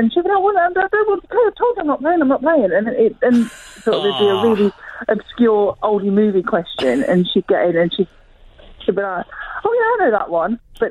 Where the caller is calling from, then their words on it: Derby, East Midlands, United Kingdom; I'm ringing in from Derby.